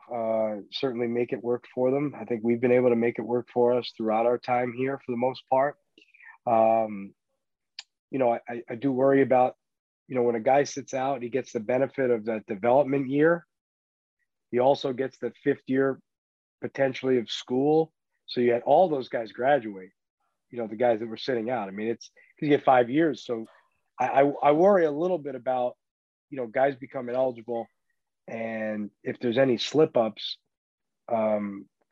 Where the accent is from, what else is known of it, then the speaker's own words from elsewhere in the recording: New York City, New York, United States; moved away as an adult; now in Miami, United States; growing up in New York City in the 80s and 90s